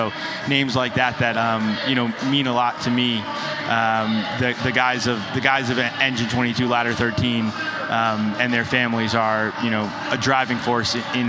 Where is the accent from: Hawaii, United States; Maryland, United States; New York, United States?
New York, United States; New York City; I grew up in New York City, was playing ball. My dad was a New York City fireman, so I spent a bunch of time in Spanish Harlem.